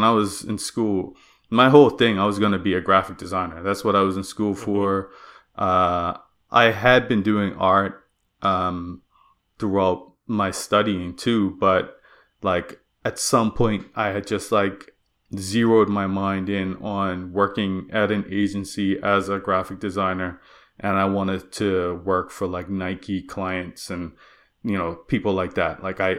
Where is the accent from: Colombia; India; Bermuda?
Bermuda; moved away as an adult; now in Nova Scotia, Canada; So I came to Nova Scotia from Bermuda. I grew up and was raised there.